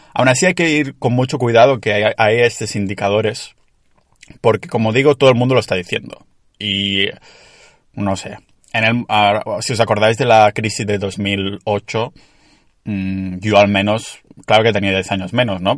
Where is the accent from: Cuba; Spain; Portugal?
Spain; Catalonia; accent: Catalan; tengo un acento catalán que te flipas